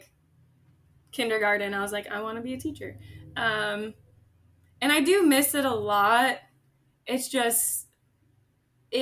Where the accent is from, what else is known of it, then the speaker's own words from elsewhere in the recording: Fort Lauderdale, Florida, United States; moved away as an adult; also born or lived in Orlando, Florida; now in Portland, United States; growing up in South Florida